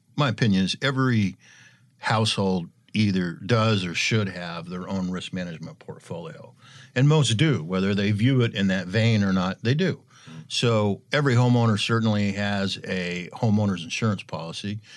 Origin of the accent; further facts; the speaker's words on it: Eastern Washington, United States; I'm from Eastern Washington